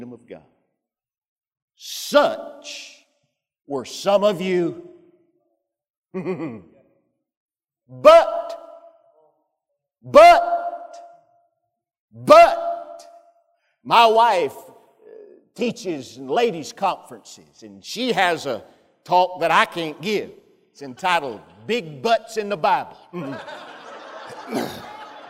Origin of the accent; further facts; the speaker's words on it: Pisgah, Alabama, United States; moved away; I'm from Pisgah, Alabama